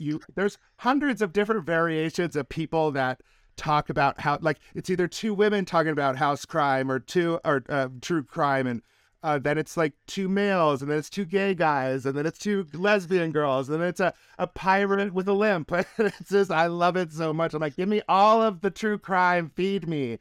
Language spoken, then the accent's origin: English; Reno, Nevada, United States; Reno, Nevada, which is my hometown